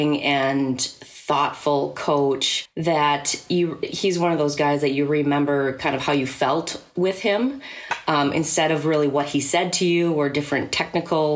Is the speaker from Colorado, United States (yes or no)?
no; Rochester, Minnesota, United States; I grew up here in Rochester, Minnesota, where I am living right now.